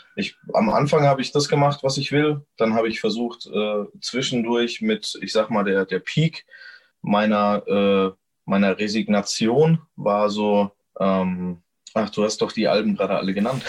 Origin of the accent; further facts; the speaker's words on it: Gemünden, Germany; ich bin hier eben aufgewachsen